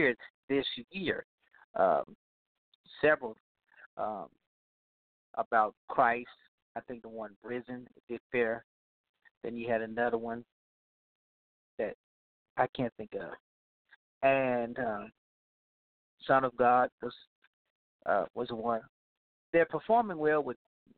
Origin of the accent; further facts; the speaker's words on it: Louisiana, United States; Louisiana, my home state, my home region